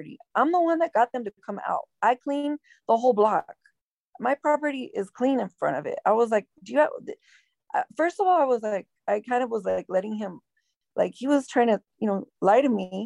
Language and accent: English; Los Angeles, California, United States; also born or lived in Downey, California / Bell Gardens, California / La Habra, California / Brea, California; I grew up in Southeast Los Angeles.